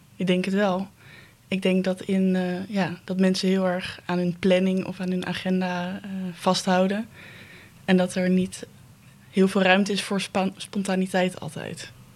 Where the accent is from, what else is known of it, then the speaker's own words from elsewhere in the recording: Netherlands; als Nederlander